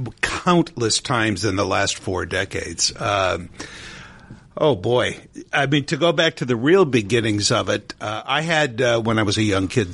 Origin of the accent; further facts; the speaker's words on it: Scranton, Pennsylvania, United States; I'm a native of northeastern Pennsylvania.